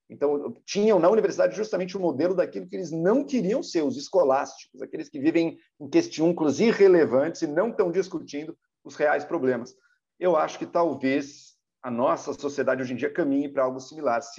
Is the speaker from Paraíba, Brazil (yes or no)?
no; São Paulo, Brazil; Nós, como paulistanos